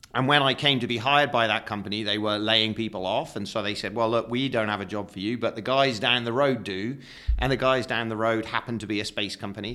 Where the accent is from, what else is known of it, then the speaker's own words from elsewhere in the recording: United Kingdom; I'm British